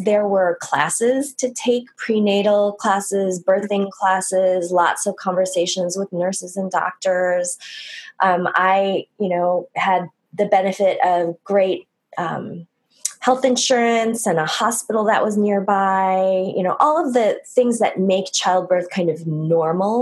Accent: United States; growing up, I'm Korean American

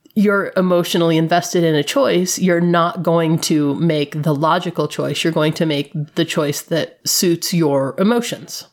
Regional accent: Flint, Michigan, United States; moved away; I grew up in Flint, Michigan

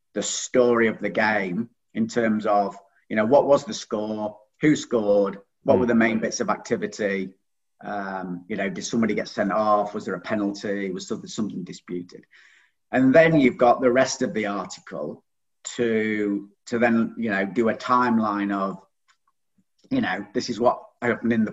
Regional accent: Stockport, North West England, United Kingdom; accent: northern; moved away as an adult; also born or lived in Macclesfield; now in Hastings, United Kingdom; you might be able to tell from the accent, I'm from the north. So I was born in Stockport and I've been living in Macclesfield for about 15 years.

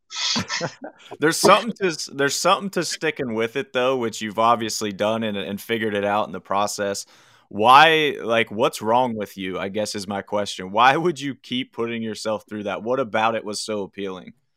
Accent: McConnellsburg, Pennsylvania, United States; moved away; also born or lived in Uniontown, Pennsylvania / Morgantown, West Virginia; Where I grew up in South Central PA is a little town called McConnellsburg in Fulton County

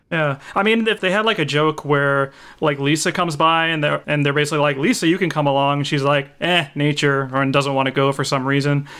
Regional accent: United States; I'm an American

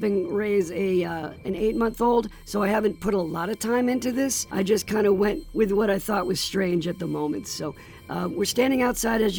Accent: New Jersey, United States; as a fellow New Jerseyan

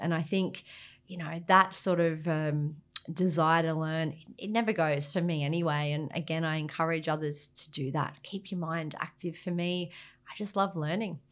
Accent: Gold Coast, Queensland, Australia; moved away; I grew up on the Gold Coast

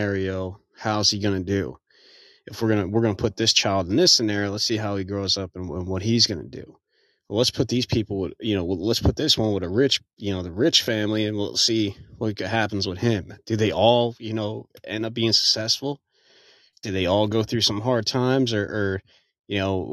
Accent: New Jersey, United States; now in Texas, United States; I'm originally, born and raised in New Jersey

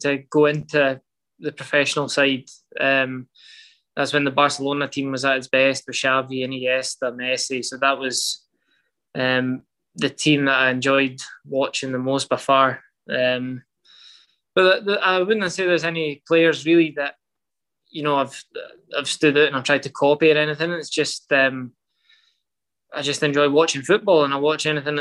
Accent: Scotland, United Kingdom; moved away as an adult; also born or lived in Portugal; now in Vancouver, Canada; We're Scottish

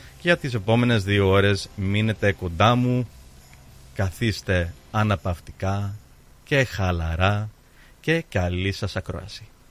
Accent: Australia; Greek is a second language; Εγώ ως ε, Ελληνό-Αυστραλός που γεννήθηκα εδώ

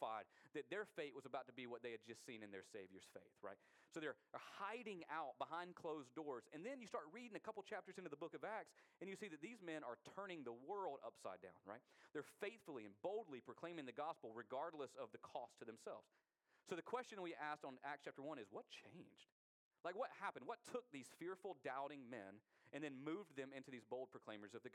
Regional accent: United States; we as American Christians

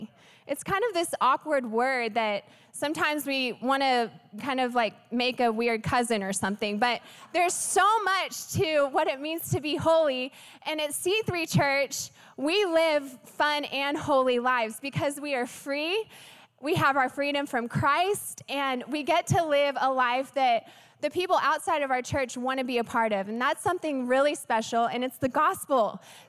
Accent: the Bible Belt, United States; also born or lived in Texas; I come from the Bible Belt. My husband and I moved here from Texas, and we love Texas.

